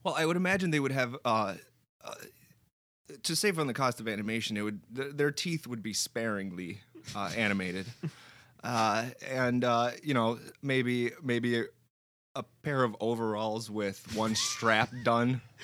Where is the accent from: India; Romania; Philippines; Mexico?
Romania; now in United States; growing up in Romania was interesting.